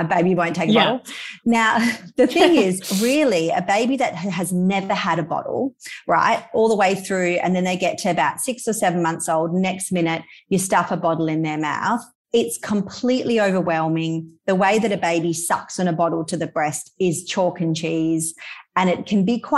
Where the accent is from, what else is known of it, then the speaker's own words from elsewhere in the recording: Perth, Western Australia, Australia; moved away as an adult; now in Indonesia; We're from Perth. We live in Indonesia at the moment